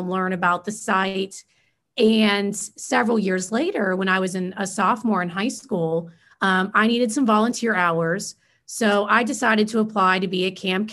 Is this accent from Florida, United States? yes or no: yes; Fort Myers, Florida, United States; I was actually born and raised in Fort Myers, Florida